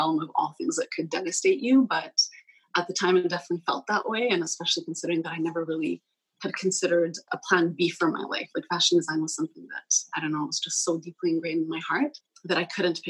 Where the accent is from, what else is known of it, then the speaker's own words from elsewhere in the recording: Vancouver, British Columbia, Canada; moved away; also born or lived in Poland; I was born and raised in Vancouver, partially raised, I guess. I spent about 10 years of my life in Poland.